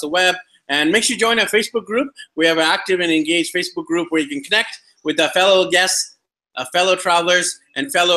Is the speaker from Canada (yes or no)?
yes; Canada; now in Colombia; I'm from Canada originally